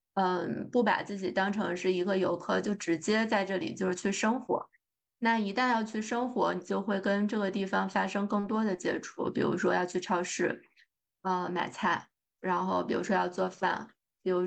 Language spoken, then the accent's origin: Chinese; China; now in United States; 咱就是说作为中国人。看房子这个事儿还是非常喜欢的，